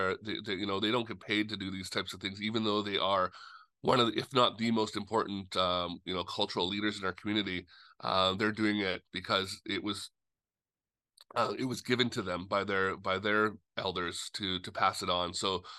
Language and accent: English; Musqueam, British Columbia, Canada; Musqueam, and we are one of the only First Nations